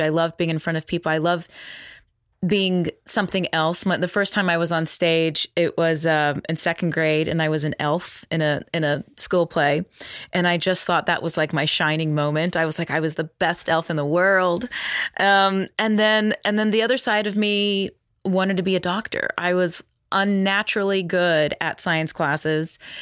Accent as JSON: {"language": "English", "region": "Texas", "country": "United States", "tie": "born or raised there", "said": "growing up in Texas"}